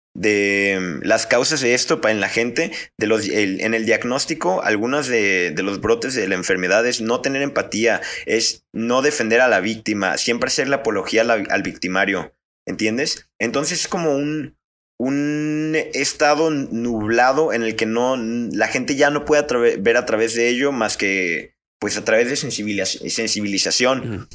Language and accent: Spanish; Mexico; Como a menudo lo somos los mexicanos